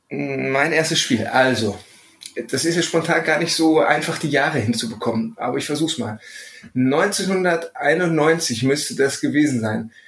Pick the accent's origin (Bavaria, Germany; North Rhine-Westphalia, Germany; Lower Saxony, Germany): North Rhine-Westphalia, Germany; Herne; ich komme aus dem Pott, ja. Aus dem Herz ja. des Ruhrgebiets Wanne Eickel